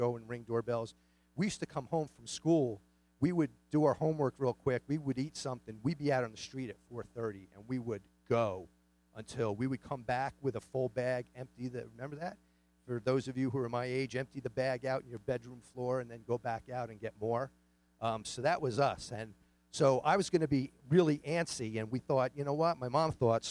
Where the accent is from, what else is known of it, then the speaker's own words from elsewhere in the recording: New York City, New York, United States; I grew up in Queens, New York